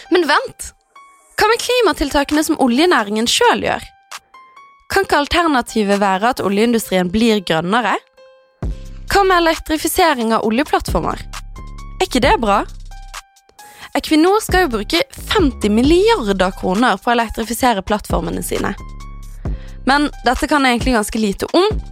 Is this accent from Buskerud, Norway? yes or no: no; Bergen, Vestland, Norway; moved away; satt jeg hjemme i Bergen